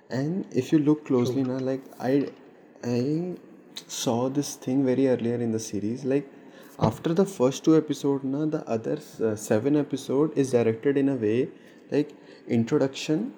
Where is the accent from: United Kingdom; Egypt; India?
India; I'm Indian.